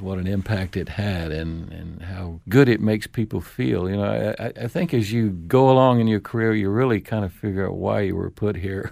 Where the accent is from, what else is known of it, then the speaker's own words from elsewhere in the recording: Florida, United States; also born or lived in Los Angeles, California; We're from Florida